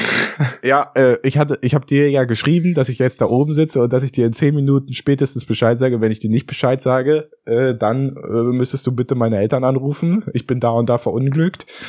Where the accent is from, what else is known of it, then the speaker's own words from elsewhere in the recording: Berlin, Germany; als Berliner eingefleischter Fahrradfahrer